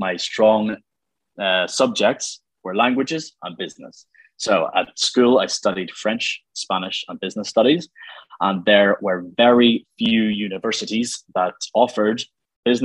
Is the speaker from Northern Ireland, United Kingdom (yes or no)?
yes; Killinchy, Northern Ireland, United Kingdom; also born or lived in Newcastle, England / Santiago, Chile; I'm from south of this capital city of Belfast, in a little village called Killinchy